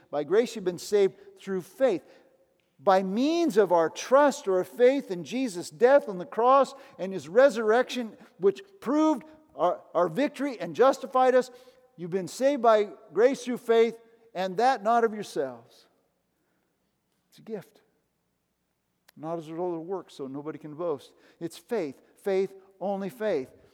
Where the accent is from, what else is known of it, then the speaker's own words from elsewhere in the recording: United States; I grew up in the United States